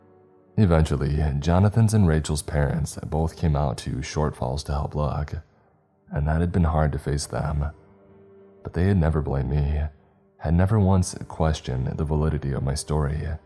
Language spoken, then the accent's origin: English; Wisconsin, United States; And when they realized that I was telling the truth and that I was from Wisconsin, they did raise their eyebrows.